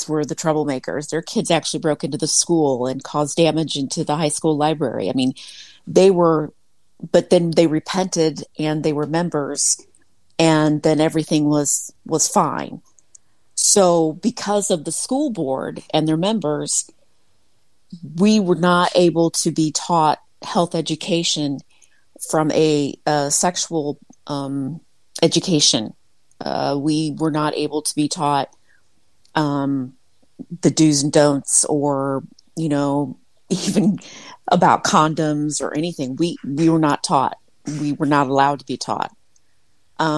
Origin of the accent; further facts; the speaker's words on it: Midwest, United States; I was raised in the Midwest, a small town of about 3,000 people